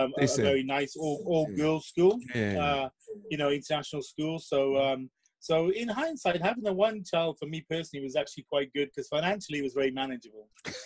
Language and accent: English; South Wales, United Kingdom; born or raised there; first language English; moved away as an adult; also born or lived in Singapore / Asia; now in Japan